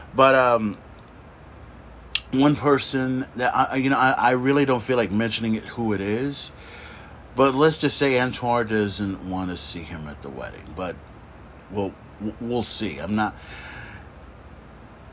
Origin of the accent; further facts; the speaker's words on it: Corpus Christi, Texas, United States; I grew up in Nicholson. So we have that whole, you know, 78415 connection, the zip code